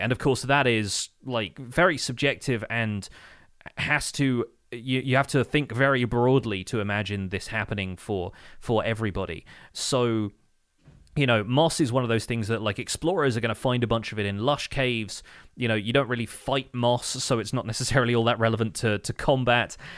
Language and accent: English; United Kingdom; as a British person